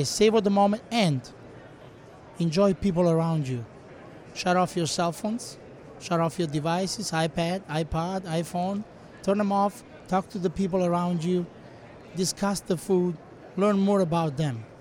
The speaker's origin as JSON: {"language": "English", "town": "Rome", "region": "Lazio", "country": "Italy", "tie": "born or raised there", "also_born_or_lived": "Gaeta, Italy", "moved": "as an adult", "lives_now": "United States", "said": "In Italy, I'm from Rome, born and raised. Then I moved to Gaeta, south of Rome"}